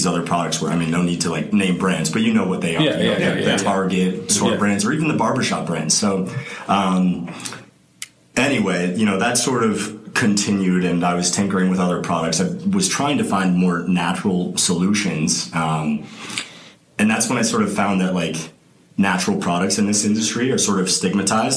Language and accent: English; Boulder, Colorado, United States; growing up in Boulder